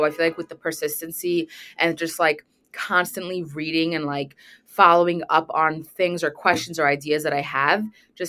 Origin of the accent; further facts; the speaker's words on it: Brooklyn, New York, United States; also born or lived in Manhattan; So my hometown has always been Brooklyn, and I was in the city. I was living in Manhattan, and I just recently moved back to Brooklyn after I got married.